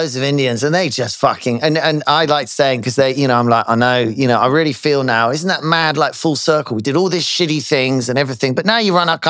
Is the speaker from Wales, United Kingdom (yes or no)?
no; Slough, South East England, United Kingdom; Slough is my hometown, you know. ever since they changed our area code to Slough, my mum almost died. We lived just outside Slough.